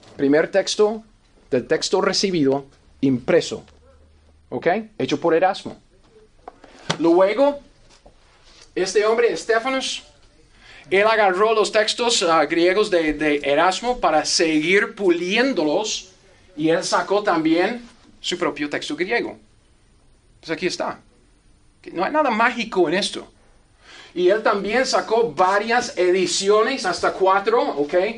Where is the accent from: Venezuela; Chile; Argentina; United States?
United States; Spanish is a second language; moved away; Yo como gringo